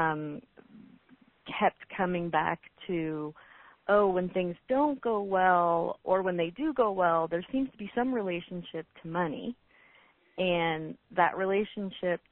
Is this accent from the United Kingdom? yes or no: no; Oroville, California, United States; I grew up in Oroville, which is in Northern California